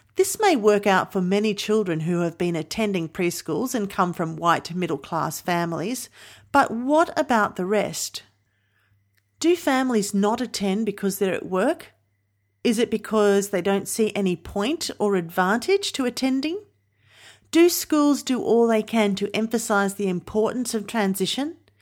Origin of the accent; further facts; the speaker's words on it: New South Wales, Australia; my home state of New South Wales